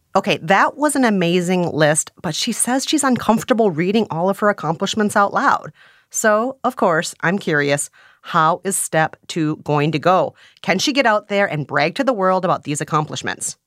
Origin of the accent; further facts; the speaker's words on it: Midwest, United States; I'm a Midwesterner